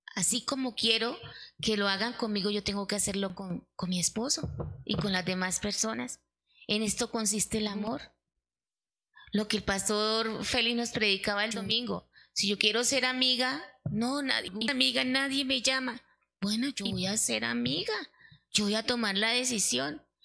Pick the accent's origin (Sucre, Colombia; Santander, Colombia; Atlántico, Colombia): Santander, Colombia; como buena santanderiana.